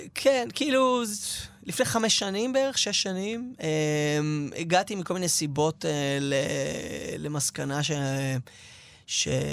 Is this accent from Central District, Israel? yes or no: no; Tel Aviv, Tel Aviv District, Israel; גדלתי במרכז תל אביב, נולדתי שם